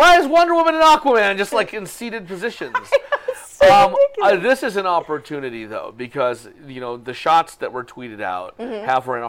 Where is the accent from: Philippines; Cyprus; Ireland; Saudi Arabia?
Philippines; I'm a Filipino guy.